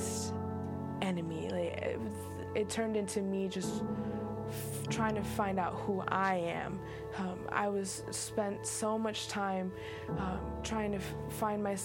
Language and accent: English; Indiana, United States; moved away as an adult; now in Florida, United States; I grew up in Indiana. I have been living in Florida now